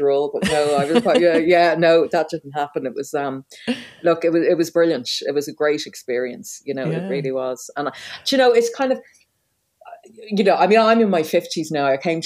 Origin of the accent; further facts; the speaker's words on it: Dublin, Leinster, Ireland; also born or lived in Waterford / South Kilkenny; I was born in Waterford, but I left when I was 8. We lived in Waterford City. We lived in Larchville until I was 8. And then we moved to South Kilkenny, but we only stayed a couple of years. And then by the time I was 11, I was living in Dublin. So I grew up in Dublin.